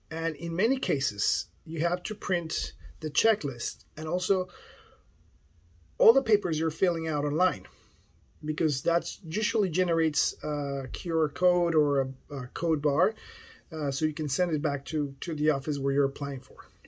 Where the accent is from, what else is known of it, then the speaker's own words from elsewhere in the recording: Canada; today we're going to talk about this about you know I'm Canadian, yes.